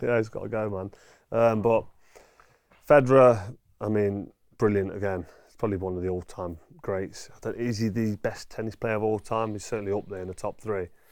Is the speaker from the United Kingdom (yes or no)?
yes; Nottingham, East Midlands, United Kingdom; I'm born and I'm from Nottingham. My parents are from Nottingham.